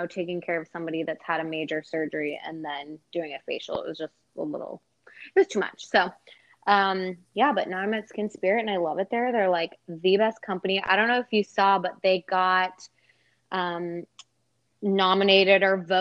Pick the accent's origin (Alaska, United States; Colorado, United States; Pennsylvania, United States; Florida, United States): Colorado, United States; moved away as an adult; also born or lived in Dallas, Texas; now in Austin, United States; I was born in Dallas and then moved to Colorado when I was like 6. And stayed there for 17 years. So Colorado is pretty much where I grew up